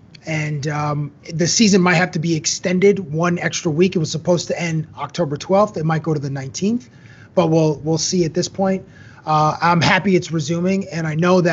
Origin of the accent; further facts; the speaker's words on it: Toronto, Ontario, Canada; moved away as an adult; now in Las Vegas, United States; the Toronto Raptors, obviously, because it's my hometown.